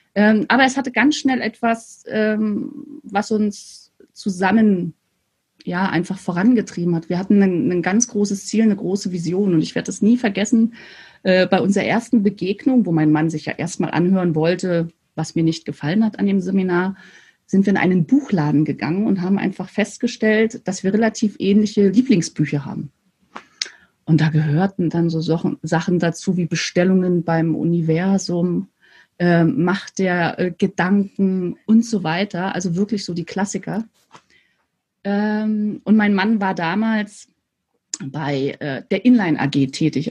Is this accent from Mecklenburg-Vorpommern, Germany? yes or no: yes; Mecklenburg-Vorpommern, Germany; bin sozusagen an der Ostsee groß geworden. Das heißt, ich habe wirklich meine Hausaufgaben früher am Strand gemacht. Und an der Ostsee heißt, äh, in der, zwischen Rostock und Stralsund